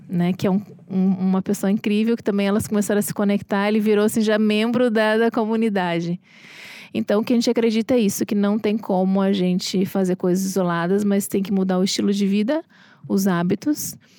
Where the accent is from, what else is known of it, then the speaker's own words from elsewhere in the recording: Porto Alegre, Rio Grande do Sul, Brazil; also born or lived in Rio de Janeiro; now in São Paulo, Brazil; eu sou de Porto Alegre